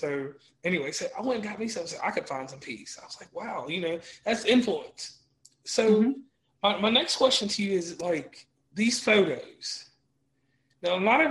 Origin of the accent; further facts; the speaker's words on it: Rustburg, Virginia, United States; we come from Rustburg. Mm-hmm. Rustburg is very diverse. Cause I come from the Calendar Mountain side of things, which I didn't know growing up